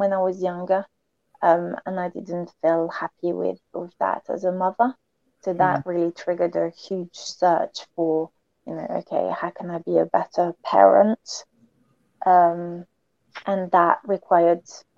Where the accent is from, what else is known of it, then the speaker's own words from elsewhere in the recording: France; moved away; I grew up back in France